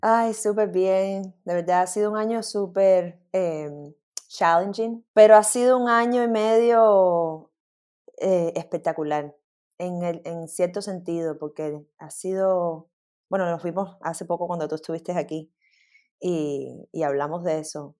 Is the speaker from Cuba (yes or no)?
yes; Cuba; moved away; cuando me fui de Cuba